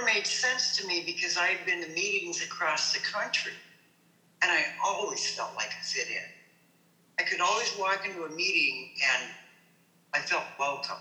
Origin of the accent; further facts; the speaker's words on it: Colorado, United States; now in Portland, United States; I'm from Colorado.